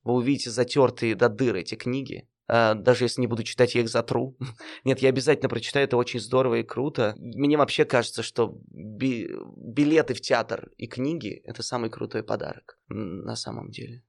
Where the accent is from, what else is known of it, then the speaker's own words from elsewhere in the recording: Nizhny Tagil, Sverdlovsk Oblast, Russia; moved away as an adult; also born or lived in Yekaterinburg; я родился в Нижнем Тагиле